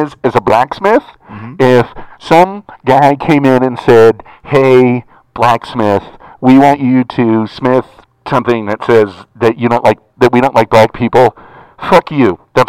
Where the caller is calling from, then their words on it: Redondo Beach, California, United States; I am calling from Redondo Beach.